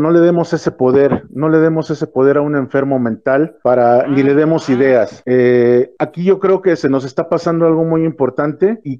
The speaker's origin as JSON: {"language": "Spanish", "country": "Mexico", "said": "me da mucho gusto como mexicano"}